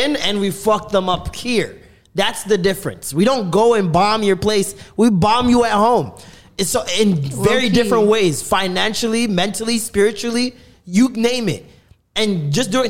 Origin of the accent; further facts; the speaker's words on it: Canada; being a Canadian